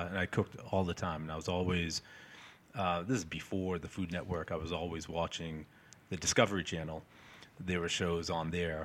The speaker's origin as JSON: {"language": "English", "town": "Peabody", "region": "Massachusetts", "country": "United States", "tie": "born or raised there", "also_born_or_lived": "Salem, Massachusetts", "said": "lived in Peabody my whole life"}